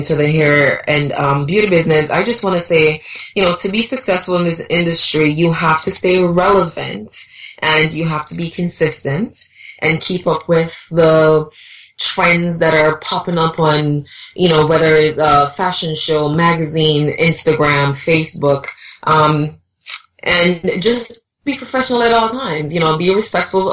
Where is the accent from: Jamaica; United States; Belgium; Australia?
Jamaica; Montego Bay, Saint James; moved away; Ever since growing up in Jamaica, I would always just lay on the green grass in my little country setting in Montego Bay